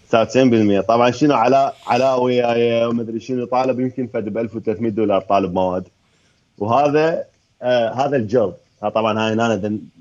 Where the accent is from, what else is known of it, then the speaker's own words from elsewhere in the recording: Baghdad, Baghdad Governorate, Iraq; انا هم من بغداد ابوي من الرمادي